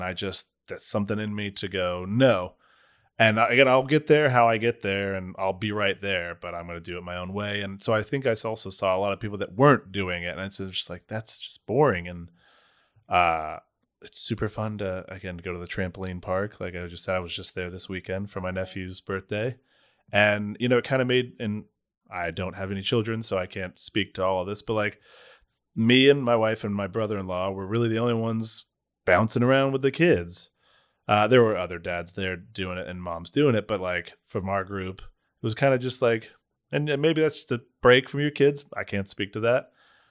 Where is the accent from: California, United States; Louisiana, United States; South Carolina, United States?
South Carolina, United States; Charleston; Yeah, I'm from the South. I barely speak English.